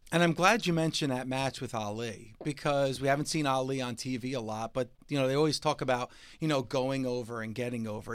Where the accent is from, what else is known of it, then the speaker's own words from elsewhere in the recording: New Jersey, United States; I'm from New Jersey